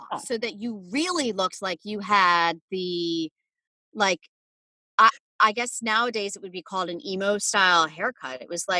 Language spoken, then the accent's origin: English; New Jersey, United States; Everybody growing up in New Jersey